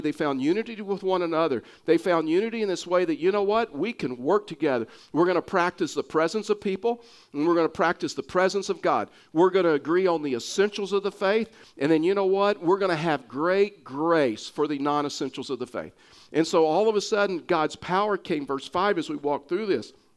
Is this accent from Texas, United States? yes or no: yes; Texas, United States; accent: Texas; my Texas accent